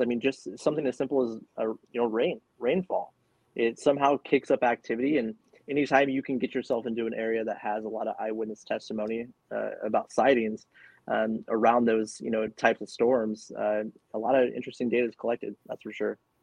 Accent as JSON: {"language": "English", "region": "California", "country": "United States", "tie": "born or raised there", "said": "I'm born and raised in California."}